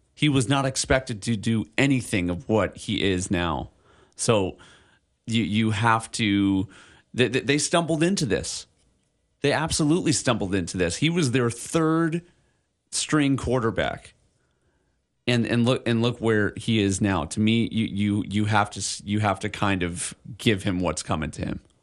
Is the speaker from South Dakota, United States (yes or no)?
no; Illinois, United States; now in Hawaii, United States; I grew up in Illinois